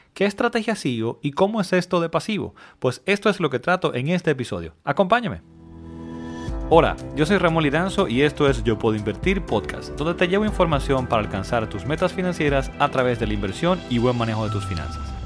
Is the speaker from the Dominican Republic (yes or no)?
yes; Dominican Republic; mi país. En República Dominicana